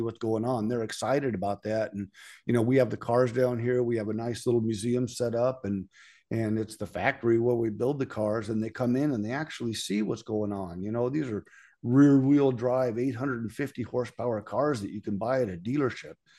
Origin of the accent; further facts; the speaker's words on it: California, United States; moved away as an adult; also born or lived in Coeur d'Alene, Idaho; now in Las Vegas, United States; I'm from California